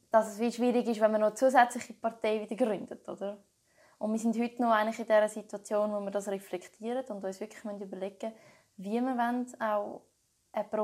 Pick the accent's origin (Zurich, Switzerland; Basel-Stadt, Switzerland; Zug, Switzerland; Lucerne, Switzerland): Zurich, Switzerland; Niederhasli; sie war auch Gemeinderätin in dieser Gemeinde ähm, in Niederhasli, wo ich aufgewachsen bin.